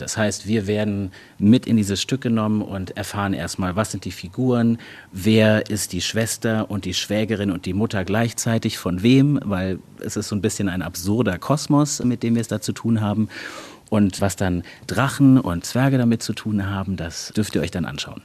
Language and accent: German; Berlin, Germany; moved away as an adult; now in Dortmund, Germany; Ich bin ja ähm, quasi neu Dortmunder, ich mhm. bin ja Berliner und ich pendle auch am Wochenende natürlich nach Hause